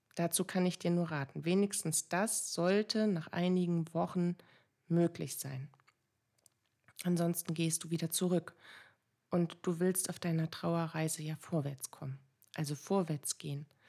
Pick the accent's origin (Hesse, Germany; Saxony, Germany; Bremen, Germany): Bremen, Germany; bei uns in Bremen